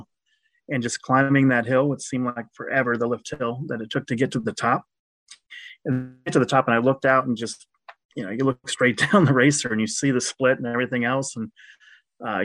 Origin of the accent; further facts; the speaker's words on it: Cincinnati, Ohio, United States; also born or lived in Louisville, Kentucky / Greensboro, North Carolina / Albany, New York; I grew up in Anderson Township, which is near where Coney Island is